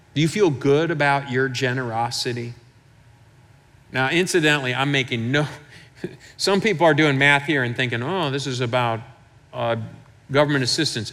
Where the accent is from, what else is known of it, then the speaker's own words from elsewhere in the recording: Michigan, United States; I'm from Michigan